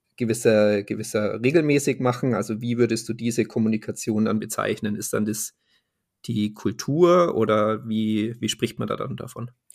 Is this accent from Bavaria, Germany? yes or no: yes; Munich, Bavaria, Germany; ich äh, bin ja aus München